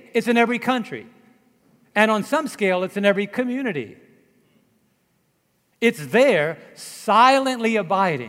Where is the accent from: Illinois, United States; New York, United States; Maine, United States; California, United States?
New York, United States; New York City; I'm from Brooklyn